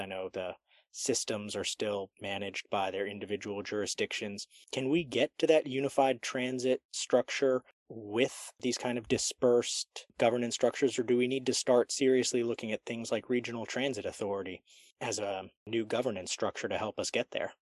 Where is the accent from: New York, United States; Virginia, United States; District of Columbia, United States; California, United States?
District of Columbia, United States; D.C.; now in Charlotte, United States; I grew up outside Washington, D.C.